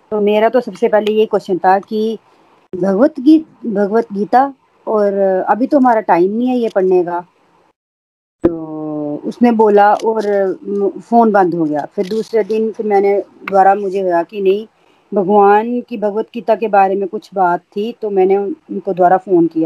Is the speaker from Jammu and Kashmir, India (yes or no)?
yes; Jammu, Jammu and Kashmir, India; मैं जम्मू से हूँ